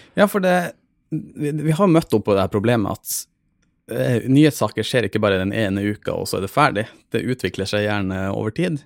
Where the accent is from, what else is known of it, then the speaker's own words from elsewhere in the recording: Troms og Finnmark, Norway; moved away; jeg er fra Finnmark